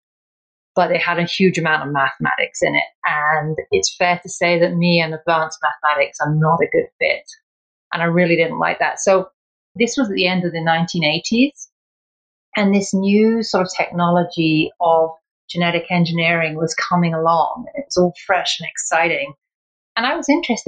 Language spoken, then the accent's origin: English; England, United Kingdom; I was born in England and my mom was Irish. My dad was English. And I went through school